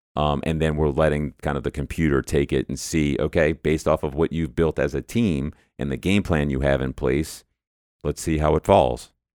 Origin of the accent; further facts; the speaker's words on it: New Orleans, Louisiana, United States; moved away as an adult; now in Dallas, United States; So I'm not actually from the Dallas area. I'm from New Orleans originally